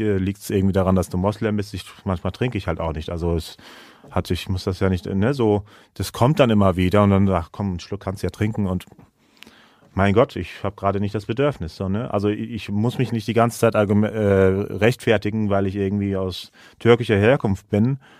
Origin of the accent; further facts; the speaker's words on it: Germany; also born or lived in Istanbul; now in Kassel, Germany; ich bin halt aus Deutschland